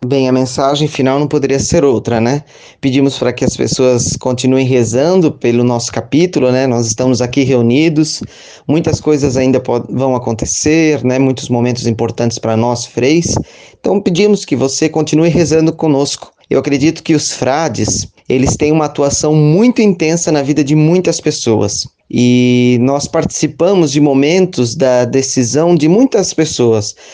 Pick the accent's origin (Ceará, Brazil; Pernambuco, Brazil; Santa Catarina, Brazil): Santa Catarina, Brazil; Rodeio; sou natural de Rodeio, Santa Catarina